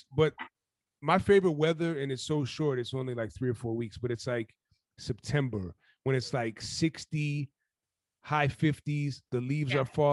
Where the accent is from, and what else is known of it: Minnesota, United States